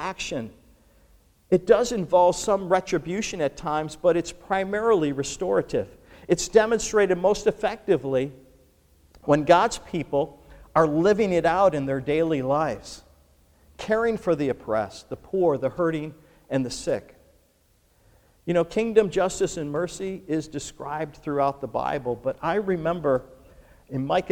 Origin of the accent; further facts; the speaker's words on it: Buffalo, New York, United States; growing up in Buffalo, New York, where I'm from